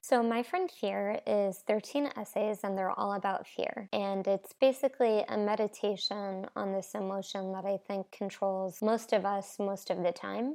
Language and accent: English; New Jersey, United States; moved away as an adult; also born or lived in Brooklyn, New York; now in Nashville, United States; I grew up in New Jersey, and I've been living in New York and Brooklyn for the last six years